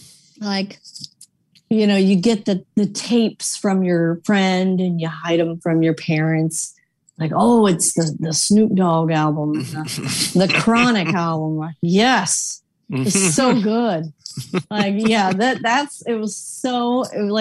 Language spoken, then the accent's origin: English; Midwest, United States; now in Washington, United States; I'm a Midwesterner